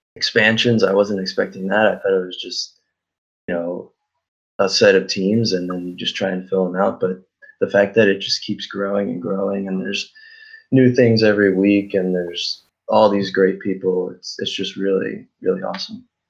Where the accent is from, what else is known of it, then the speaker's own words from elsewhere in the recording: Philadelphia, Pennsylvania, United States; moved away as an adult; now in Tampa, United States; I'm originally from Philadelphia